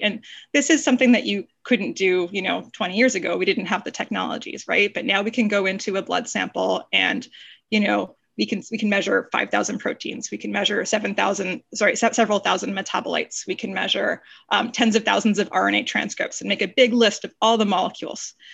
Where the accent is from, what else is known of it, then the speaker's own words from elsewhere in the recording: Canada; moved away as an adult; also born or lived in Toronto, Canada / Stanford, United States; I'm a Canadian by background